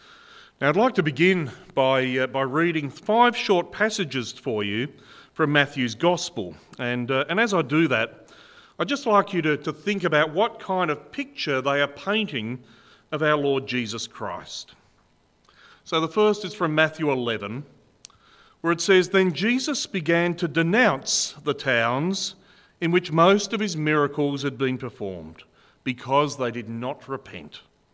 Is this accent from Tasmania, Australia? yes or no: yes; Burnie, Tasmania, Australia; also born or lived in Penguin; I was actually born in Burnie, and I grew up in Burnie and in Penguin till I was about 18 years old, so I know this part of the world very well.